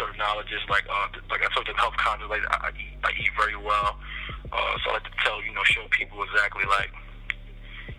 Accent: New York City, New York, United States; moved away; also born or lived in Jacksonville, Florida / New Orleans, Louisiana; I'm from Harlem.

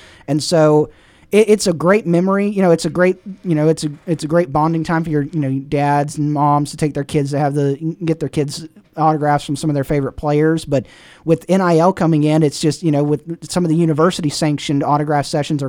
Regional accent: Robertsdale, Alabama, United States; I'm from Robertsdale.

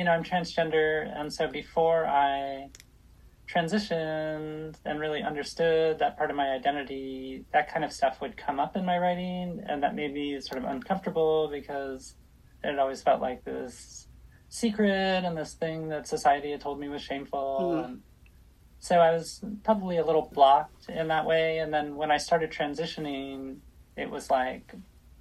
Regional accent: Los Angeles, California, United States; now in Portland, United States; I grew up

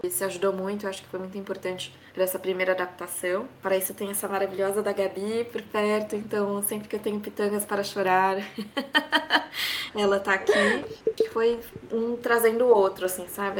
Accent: Ribeirão Preto, São Paulo, Brazil; moved away as an adult; also born or lived in France / United States; now in Madrid, Spain; em Ribeirão Preto, né, que é, um, que é onde eu nasci

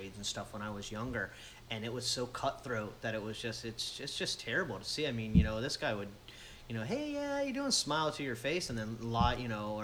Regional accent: Florida, United States; also born or lived in Adirondack Mountains, New York; I've lived down here since I was a kid, since 7 or 8 years old. I've lived right in this area

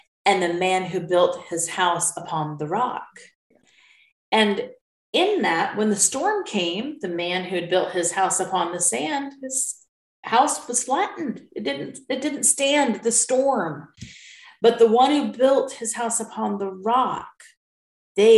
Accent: United States; moved away as an adult; also born or lived in United Kingdom; being an American in a foreign country

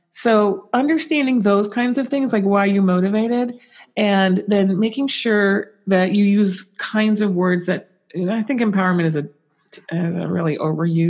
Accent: San Francisco, California, United States; I'm from San Francisco

